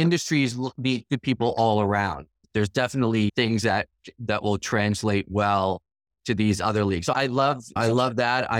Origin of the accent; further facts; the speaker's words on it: Long Island, New York, United States; I grew up on Long Island, the town I grew up in, the girls' soccer team at my high school is exceptional.